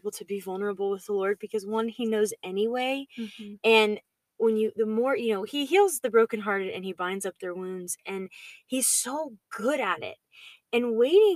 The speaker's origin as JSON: {"language": "English", "region": "Georgia", "country": "United States", "tie": "born or raised there", "said": "Andy Stanley is a pastor that I grew up listening to in Georgia"}